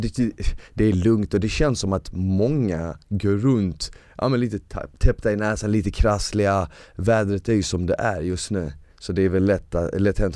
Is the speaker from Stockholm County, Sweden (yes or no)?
no; Malmö, Skåne, Sweden; Swedish is a second language; also born or lived in Bosnia; vi bodde på Rosengård